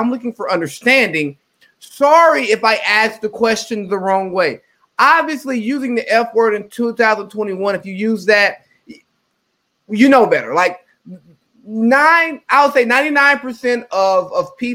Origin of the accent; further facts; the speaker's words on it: the South, United States; I'm from the South